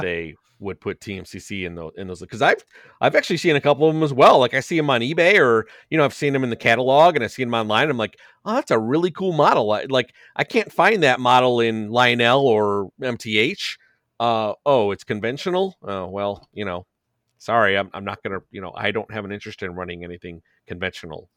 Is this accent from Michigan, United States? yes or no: no; Chicago, Illinois, United States; now in Elmhurst, United States; I'm from Chicago.